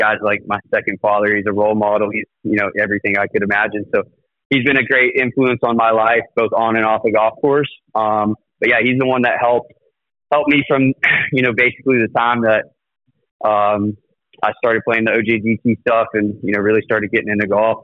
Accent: Edmond, Oklahoma, United States; moved away as an adult; also born or lived in Fayetteville, Arkansas; growing up in Edmond

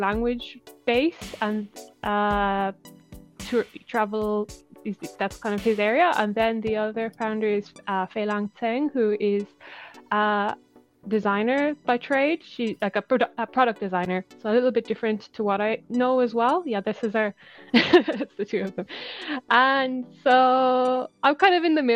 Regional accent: Ireland; moved away as an adult; also born or lived in Dublin; now in Kyoto, Japan; I'm from Ireland

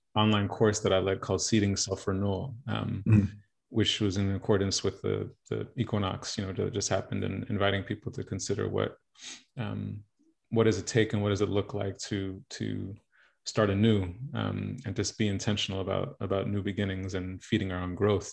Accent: New York, United States; born or raised there; now in Los Angeles, United States

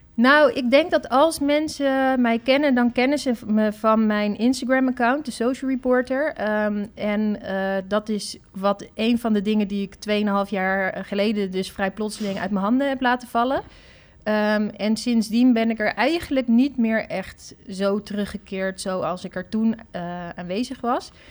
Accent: Netherlands; als Nederlanders

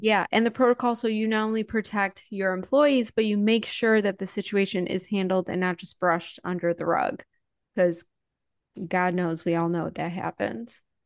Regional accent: Highland Park, Illinois, United States; I grew up in Chicago during the Bulls era

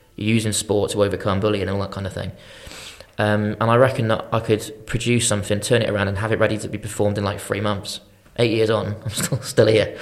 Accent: Shrewsbury, West Midlands, United Kingdom; I'm from Shrewsbury originally, went to Shrewsbury College

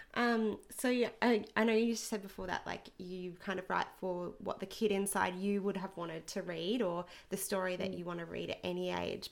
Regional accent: Rockhampton, Queensland, Australia; we're from Rockhampton

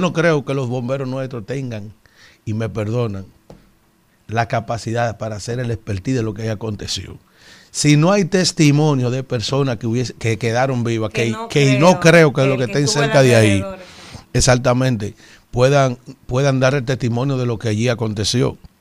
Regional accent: San Cristóbal, Dominican Republic; also born or lived in Yaguate; A pesar de que soy de Yaguate yo me crié en San Cristóbal, estudiando

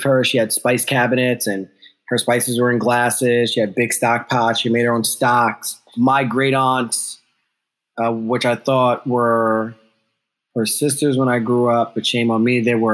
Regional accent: the Poconos, Northeast Pennsylvania, United States; moved away; also born or lived in Ghana / New York; I grew up in Northeast Pennsylvania

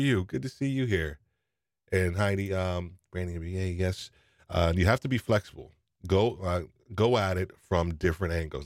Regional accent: New York, United States; I'm from New York

